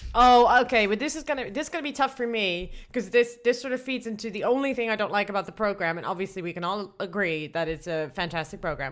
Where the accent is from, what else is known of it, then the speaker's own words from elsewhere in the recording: Netherlands; I'm from the Netherlands